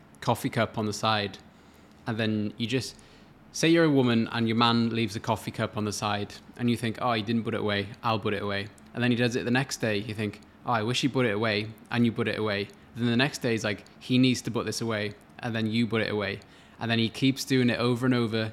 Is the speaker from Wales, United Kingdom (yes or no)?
yes; Wales, United Kingdom; moved away as an adult; now in Australia; I'm from Wales originally, which is in the U K